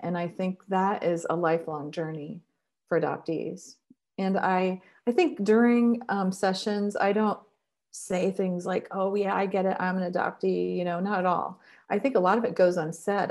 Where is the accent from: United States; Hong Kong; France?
United States; Columbus, Ohio; now in Cincinnati, United States; I grew up in Col-, Columbus, and now I live in Cincinnati